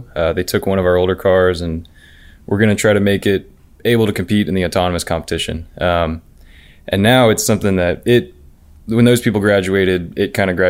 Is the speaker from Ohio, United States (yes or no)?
yes; Cincinnati, Ohio, United States; So I grew up in Cincinnati, Ohio, actually.